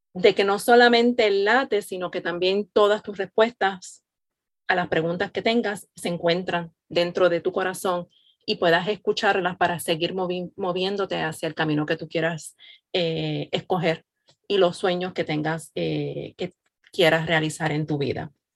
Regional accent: Puerto Rico; now in Florida, United States; soy nacida y criada en Puerto Rico, al igual que Yadi, radicada en Florida

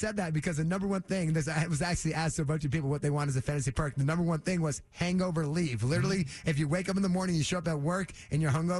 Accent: Framingham, Massachusetts, United States; Born and raised in Framingham. We go by the ….

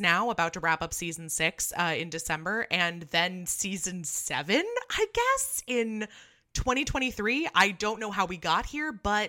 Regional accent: California, United States; You're from the East Coast, and I'm from California, where we just, this is not, we don't have a white Christmas.

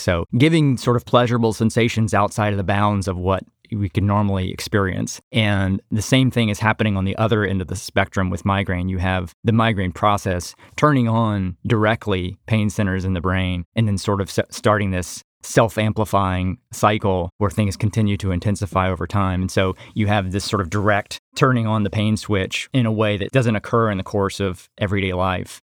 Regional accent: Atlanta, Georgia, United States; also born or lived in Connecticut; I'm originally from Atlanta

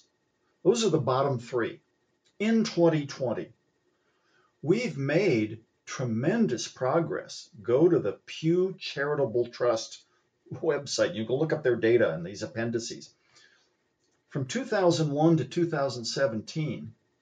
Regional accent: Columbus, Ohio, United States; when I was a boy growing up in Columbus, Ohio

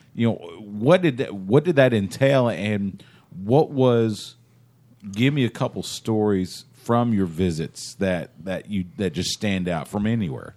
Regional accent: East Texas, United States; I'm from East Texas

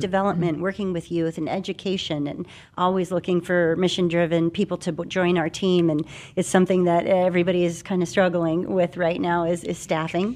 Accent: Phoenix, Arizona, United States; I'm a Phoenix native. I grew up here in Arizona.

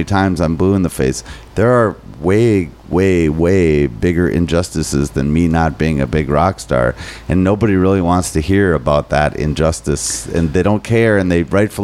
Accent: Minnesota, United States; I'm too Minnesotan

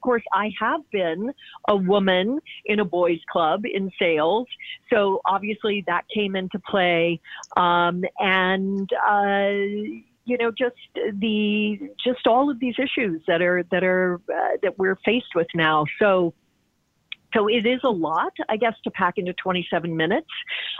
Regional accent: Midwest, United States; But Storm Chaser, growing up in the Midwest, of course, I did experience, thankfully, I was never caught up in a tornado.

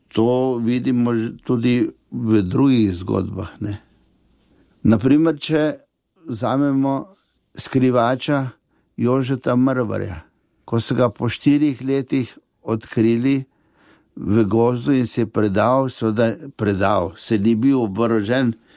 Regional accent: a village near Novo Mesto, Southeast Slovenia, Slovenia; sem zrasel v Vasici, blizu novega mesta

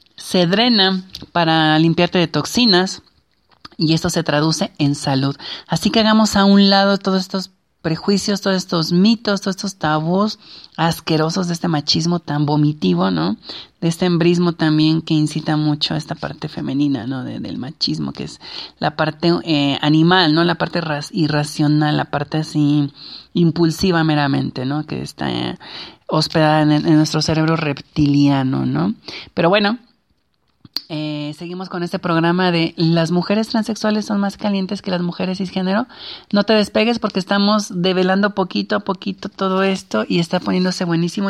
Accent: Mexico; nuestras culturas como la mexicana

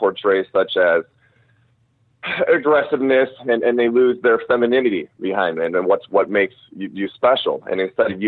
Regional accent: Wisconsin, United States; moved away; back in my hometown of Wisconsin and all the areas where I actually got in a fight as a kid growing up

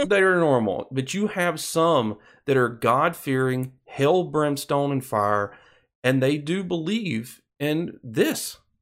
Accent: Alabama, United States; my home state of Alabama.

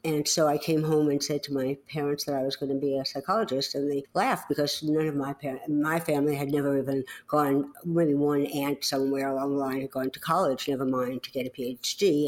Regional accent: New York City, New York, United States; accent: New York; moved away; I grew up in the Bronx in New York City.

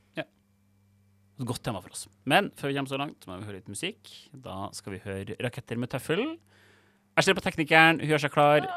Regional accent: Trøndelag, Norway; Jeg er fra Trøndelag

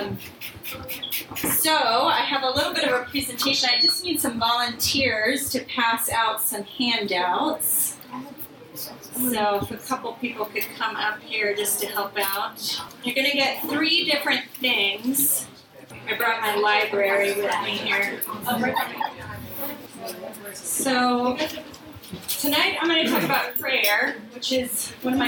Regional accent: Florida, United States; also born or lived in Bronx, New York; now in Atlantic City, United States; I'm originally from Florida

